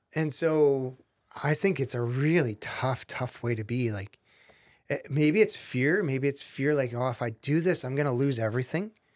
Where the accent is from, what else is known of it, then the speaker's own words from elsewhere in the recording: Canada; I'm Canadian.